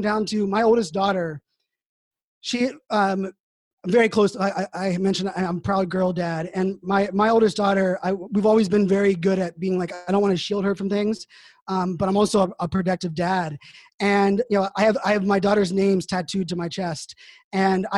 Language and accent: English; Pittsburgh, Pennsylvania, United States; moved away; I grew up in Pittsburgh, Pennsylvania